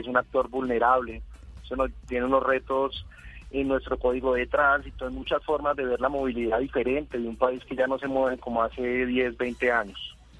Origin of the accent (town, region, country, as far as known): Colombia